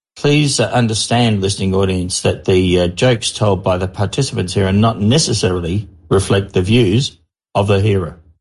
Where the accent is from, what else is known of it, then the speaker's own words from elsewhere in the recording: Australia; I'm an Australian mining engineer